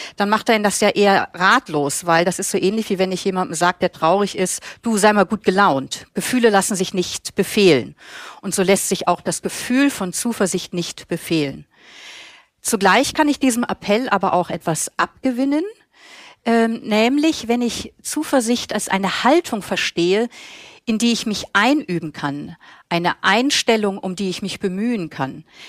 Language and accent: German; Germany; now in Vienna, Austria; ich als Deutsche in Österreich lebe